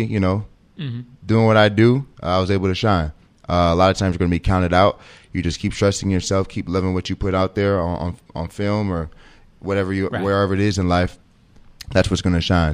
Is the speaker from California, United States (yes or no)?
no; St. Louis, Missouri, United States; moved away; I'm from St. Louis.